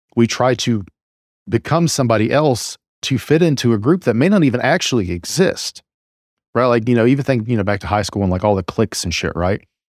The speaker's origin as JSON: {"language": "English", "area": "small town rural America", "region": "Appalachia", "country": "United States", "tie": "born or raised there", "accent": "drawl", "said": "I grew up in a very conservative, you just, you know, small town rural America"}